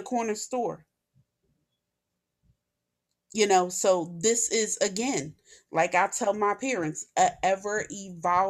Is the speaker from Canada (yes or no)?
no; Philadelphia, Pennsylvania, United States; I was born and raised in North Philly